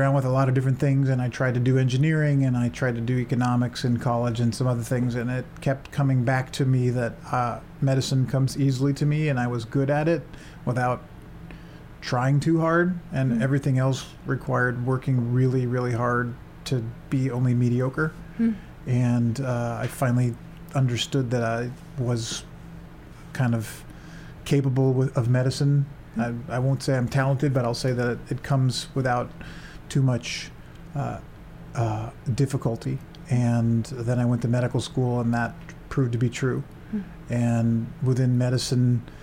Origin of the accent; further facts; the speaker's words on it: San Francisco, California, United States; moved away as an adult; also born or lived in England / Seattle; I grew up in the San Francisco Bay Area